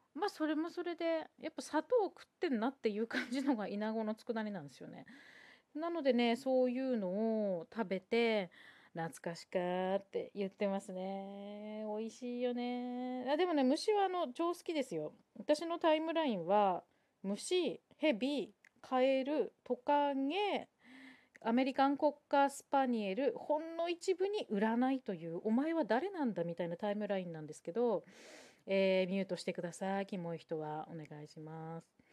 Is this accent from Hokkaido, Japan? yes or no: no; Sendai, Miyagi, Japan; moved away; 私は宮城県仙台市出身なので